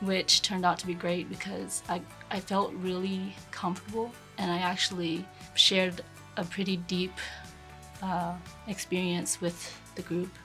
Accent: Panama City, Florida, United States; I was born and raised in Panama City. First generation here. Parents came from Vietnam.

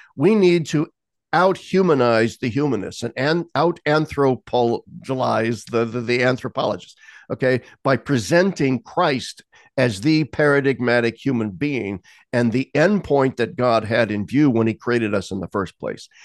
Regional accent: Lincoln, Nebraska, United States; my hometown of Lincoln, Nebraska

